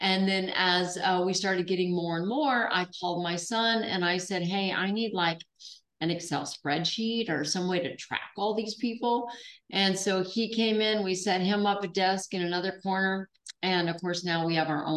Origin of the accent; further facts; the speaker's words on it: Alaska, United States; So I was raised in Alaska